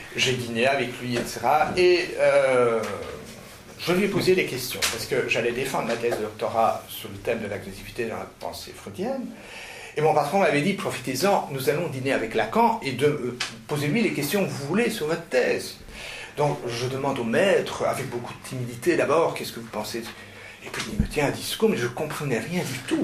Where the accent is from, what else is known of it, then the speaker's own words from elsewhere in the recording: Flanders, Belgium; je suis flamand d'origine.